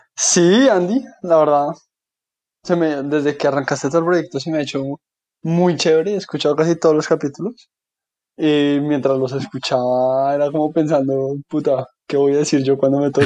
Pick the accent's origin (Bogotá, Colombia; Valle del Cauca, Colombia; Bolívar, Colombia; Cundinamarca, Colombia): Bogotá, Colombia; also born or lived in Washington, D.C.; soy colombiano, bogotano, de toda la vida he vivido en Bogotá. Ahí estudié, ahí hice mis amigos, ahí crecí